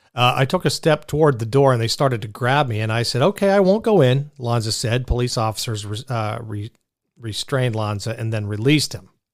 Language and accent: English; Pittsburgh, Pennsylvania, United States; accent: Pittsburgh; I'm a Pittsburgh guy. And I could throw out my Pittsburgh accent